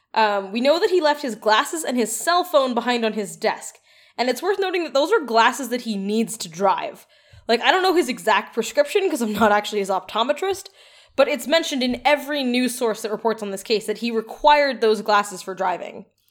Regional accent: Edmonton, Alberta, Canada; As a child growing up in Edmonton

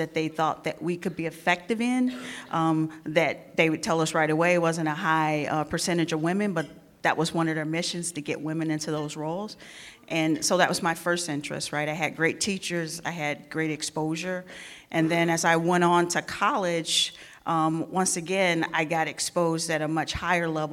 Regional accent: St. Louis, Missouri, United States; I grew up in St. Louis

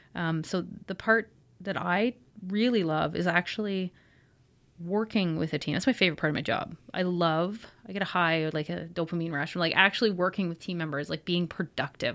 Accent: Kingston, Ontario, Canada; moved away; So Kingston is my hometown. I was raised here

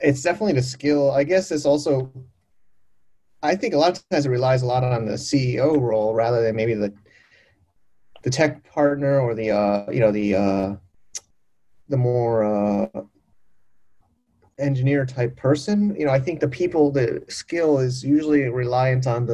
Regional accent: United States; moved away; I'm an American

